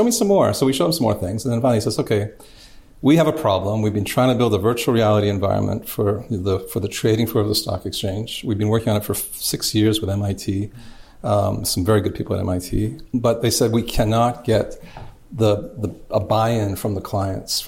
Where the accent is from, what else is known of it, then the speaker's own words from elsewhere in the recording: Canada; I was brought up in Canada